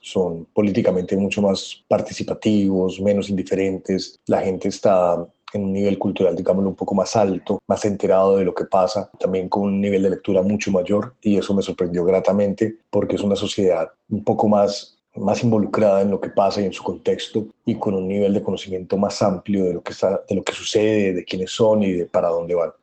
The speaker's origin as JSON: {"language": "Spanish", "town": "Pereira", "region": "Risaralda", "country": "Colombia", "tie": "born or raised there", "also_born_or_lived": "Medellín, Colombia", "moved": "as an adult", "lives_now": "Buenos Aires, Argentina", "said": "nací en Pereira, en Colombia. Antes de venir a donde migré, viví 10 años en Medellín, en Colombia. Hace un año y medio vine a vivir a Buenos Aires, en Argentina."}